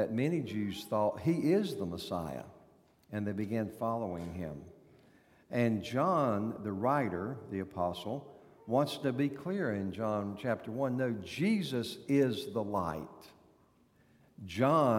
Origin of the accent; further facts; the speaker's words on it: North Carolina, United States; moved away; You know from my accent that I was born in North Carolina